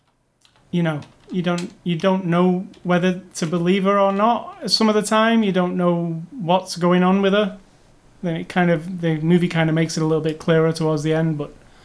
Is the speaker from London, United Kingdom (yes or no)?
no; Manchester, North West England, United Kingdom; He also comes from my hometown of Manchester